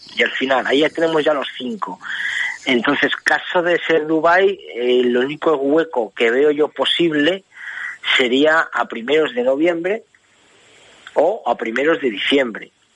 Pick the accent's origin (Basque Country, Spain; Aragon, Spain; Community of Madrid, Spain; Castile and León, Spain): Castile and León, Spain; Valladolid; el equipo de mi tierra, que fue la Real Sociedad Cívica de Valladolid